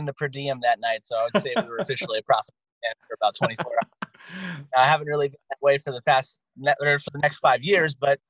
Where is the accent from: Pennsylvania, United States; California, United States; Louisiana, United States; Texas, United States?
Pennsylvania, United States; Hershey; now in Los Angeles, United States; I'm the only member left that actually lives in Los Angeles. I'm from Central Pennsylvania, Hershey, Pennsylvania.